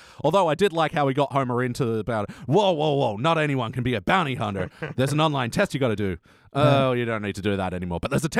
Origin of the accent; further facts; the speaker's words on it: Ireland; Yeah, and I'm not offended as an Irishman.